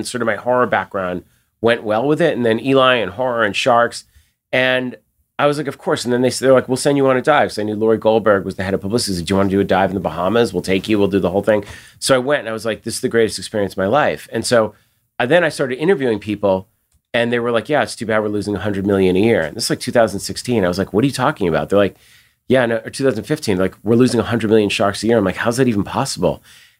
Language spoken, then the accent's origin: English; Massachusetts, United States; And because I grew up in Massachusetts and swimming and sharks are monsters.